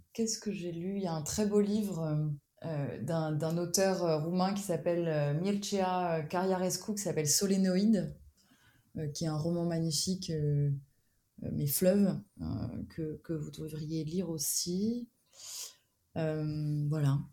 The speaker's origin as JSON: {"language": "French", "country": "France", "said": "moi, en tant que Français"}